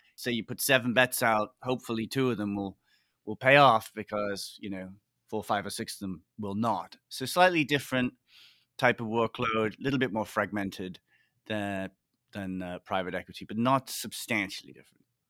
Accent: Liverpool, North West England, United Kingdom; moved away as an adult; also born or lived in Oxford / Hong Kong / New York; I grew up in Liverpool, big city in the U K

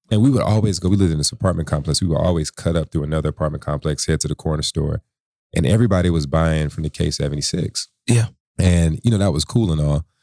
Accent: San Antonio, Texas, United States; born there; I'm a military brat. I was born in San Antonio, Texas.

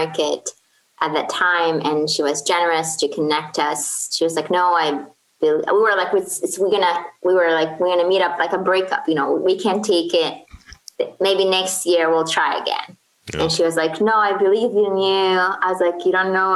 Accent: Kuwait; English is a second language; moved away as an adult; also born or lived in Portland, Oregon, United States; now in Baltimore, United States; I'm originally from Kuwait. So I moved here for college

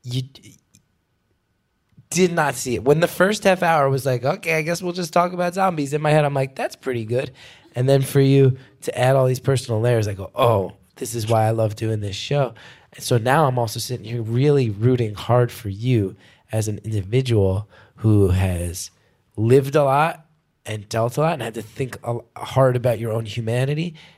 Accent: New York City, New York, United States; as a New Yorker

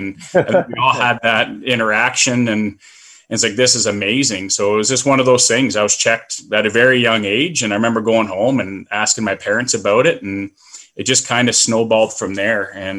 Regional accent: Lake Simcoe, Ontario, Canada; And I grew up right on Lake Simcoe.

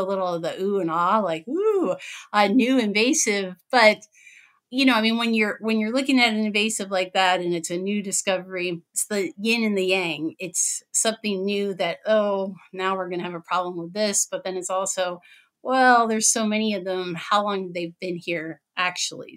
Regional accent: Pennsylvania, United States; now in Wisconsin, United States; I'm in Wisconsin. I'm originally from Pennsylvania.

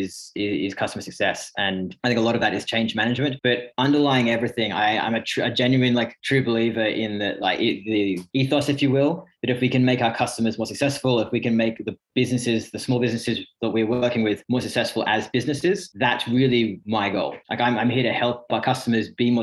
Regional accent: Sydney, New South Wales, Australia; moved away as an adult; also born or lived in Reading, United Kingdom; now in United Kingdom; English born near Reading, but grew up most of my life over in Sydney

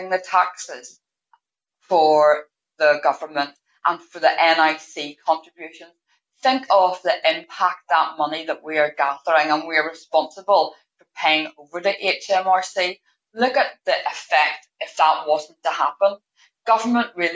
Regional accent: Northern Ireland, United Kingdom; I am from Northern Ireland

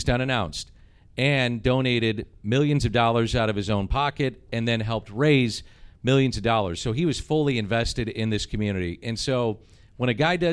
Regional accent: St. Louis, Missouri, United States; I'm from St. Louis

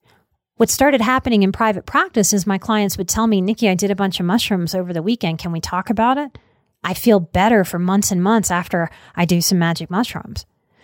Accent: Deep South, United States; I am from the Deep South. I was raised with a lot of fear around drugs.

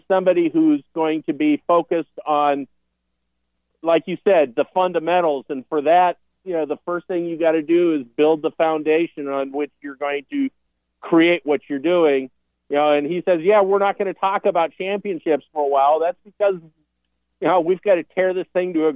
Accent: Montana, United States; also born or lived in Minnesota; now in Nebraska, United States; I grew up in Montana

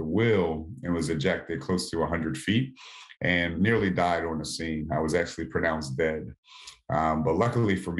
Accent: Southern Maryland, United States; I live right outside of Washington, D.C. So I grew up in Southern Maryland.

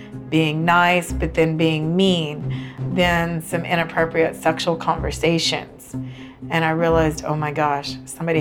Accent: New Braunfels, Texas, United States; I'm from New Braunfels, Texas

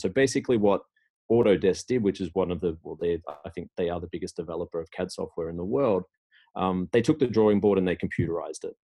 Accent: Australia; moved away as an adult; now in Sweden; I'm originally from Australia

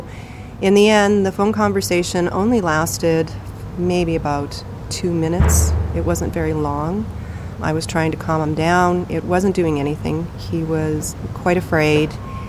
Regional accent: Fort Churchill, Manitoba, Canada; So we grew up in Fort Churchill. And then from there, worked for the government in northern Manitoba, you know.

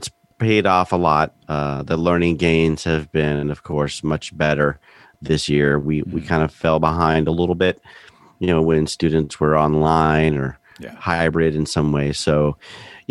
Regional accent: Central Florida, United States; also born or lived in Belgium / Winston-Salem, North Carolina; I grew up in Central Florida.

